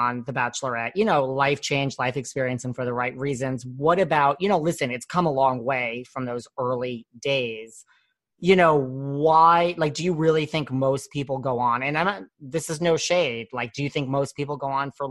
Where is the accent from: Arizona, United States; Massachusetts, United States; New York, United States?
New York, United States; I'm from New York